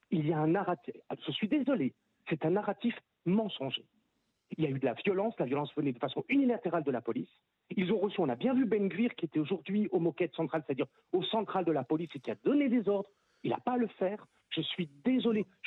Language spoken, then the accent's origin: French; France; parce qu'on est français et on sait comment ça se passe en France